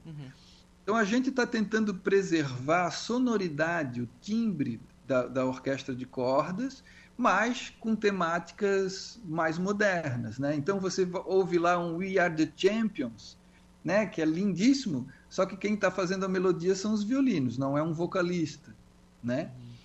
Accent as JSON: {"language": "Portuguese", "town": "Florianópolis", "region": "Santa Catarina", "country": "Brazil", "said": "eu sou de Florianópolis"}